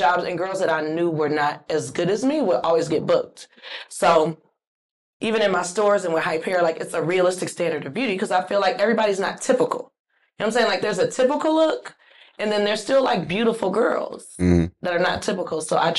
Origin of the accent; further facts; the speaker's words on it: Inglewood, California, United States; I grew up in Inglewood.